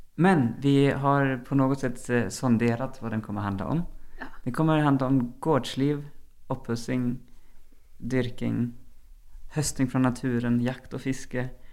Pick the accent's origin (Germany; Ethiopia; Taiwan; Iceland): Germany; also born or lived in Sweden; now in Norway; jeg er opprinnelig fra Tyskland. Har lenge bodd i Sverige